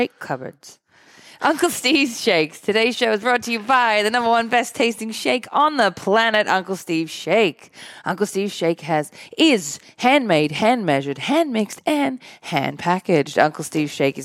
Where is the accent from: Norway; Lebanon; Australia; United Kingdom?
Australia; now in United States; I'm the Aussie lightweight here